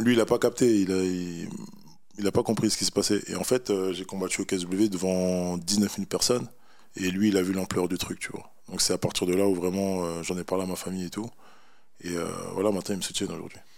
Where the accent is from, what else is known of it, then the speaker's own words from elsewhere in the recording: Paris, Île-de-France, France; je suis originaire du Sénégal, voilà, je suis né en France, à Paris, et voilà, je suis un parisien et fier de l'être aussi.